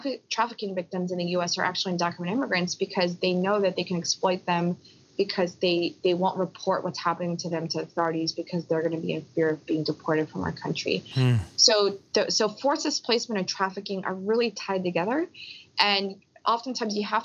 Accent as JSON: {"language": "English", "town": "Philadelphia", "region": "Pennsylvania", "country": "United States", "tie": "born or raised there", "said": "I was born in Philly with my parents, but my parents are from Korea."}